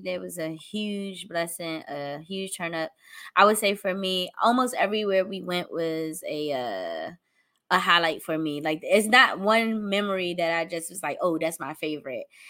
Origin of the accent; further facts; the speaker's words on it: Washington, District of Columbia, United States; here in my hometown, D C